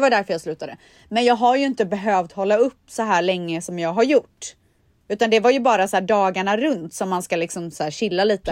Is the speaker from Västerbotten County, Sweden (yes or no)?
no; Borås, Västra Götaland, Sweden; moved away; jag är uppvuxen i Borås, det är ju Sveriges regnigaste stad